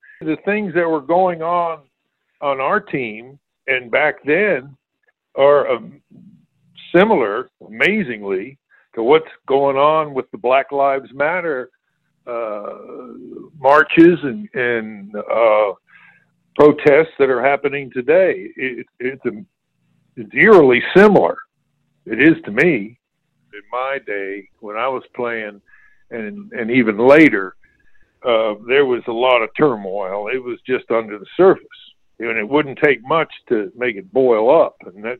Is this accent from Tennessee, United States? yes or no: yes; Chattanooga, Tennessee, United States; Well, I lived in North Chattanooga over on Mississippi Avenue. I had eight brothers and sisters, and we had a great swimming team